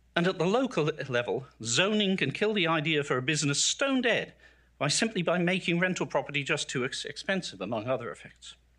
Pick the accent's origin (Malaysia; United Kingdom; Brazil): United Kingdom; South Shields, North East England; now in United States; I grew up in the industrial northeast of England, in the aspirational working class family